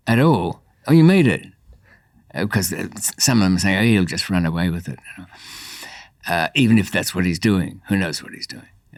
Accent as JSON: {"language": "English", "country": "Australia", "tie": "born or raised there", "also_born_or_lived": "Bayswater, London, United Kingdom"}